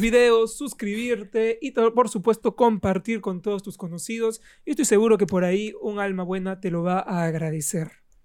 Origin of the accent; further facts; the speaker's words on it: Iquitos, Loreto, Peru; yo vengo de Iquitos, de provincia.